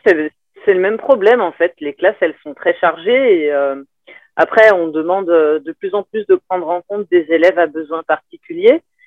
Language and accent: French; France; also born or lived in Paris region / south of France / Tunisia; now in Narbonne, France; en tant que Français